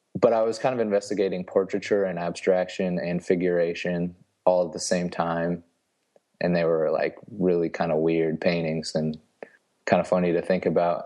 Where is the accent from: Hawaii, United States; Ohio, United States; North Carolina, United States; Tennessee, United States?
Ohio, United States; St. Marys; moved away as an adult; also born or lived in Cincinnati, Ohio / Kansas City; now in Huntsville, Texas, United States; I'm from a small town called Saint Mary's, Ohio. It's pretty much right in the middle of the state.